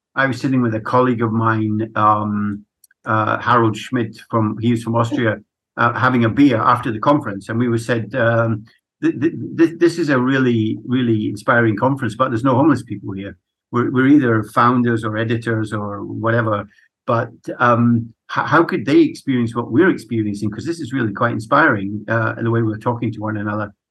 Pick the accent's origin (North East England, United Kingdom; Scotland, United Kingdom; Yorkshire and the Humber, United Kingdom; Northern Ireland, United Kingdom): Scotland, United Kingdom; Edinburgh; I'm was brought up in Edinburgh in Scotland